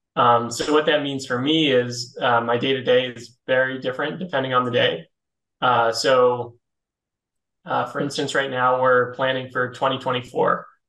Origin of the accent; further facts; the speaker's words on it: Philadelphia, Pennsylvania, United States; moved away as an adult; also born or lived in New York; I'm originally from Philly